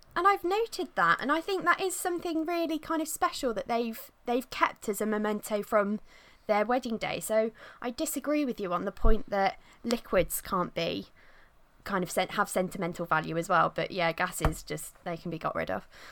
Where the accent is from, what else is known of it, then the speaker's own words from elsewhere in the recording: Midlands, United Kingdom; I'm not even a northerner. I'm from the Midlands